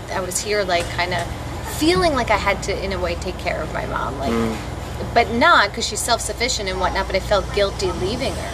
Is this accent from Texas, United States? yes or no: no; Long Island, New York, United States; moved away as an adult; also born or lived in New Hope, Bucks County, Pennsylvania; I'm from Long Island